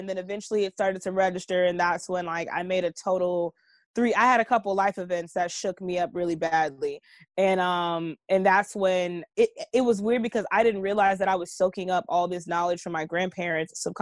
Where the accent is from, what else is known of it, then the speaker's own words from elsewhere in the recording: Los Angeles, California, United States; I'm from the hood. I'm from, like, 95th in Vermont.